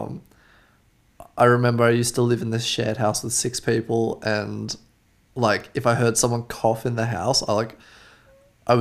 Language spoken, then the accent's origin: English; Australia; I am from Australia